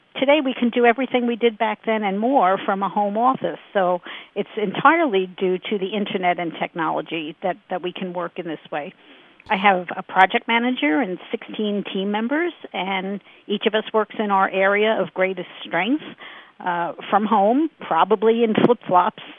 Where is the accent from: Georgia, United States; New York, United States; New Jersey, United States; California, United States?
New York, United States; Brooklyn; moved away as an adult; now in Phoenix, United States; We grew up in Brooklyn